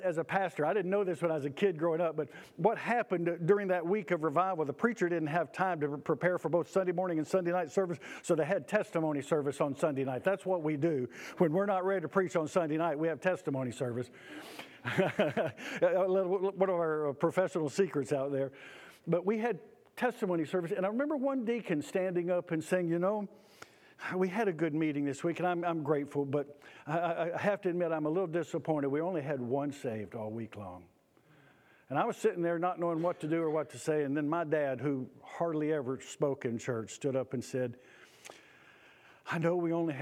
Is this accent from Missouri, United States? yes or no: no; Auburn, Georgia, United States; the little church where I grew up in Auburn, Georgia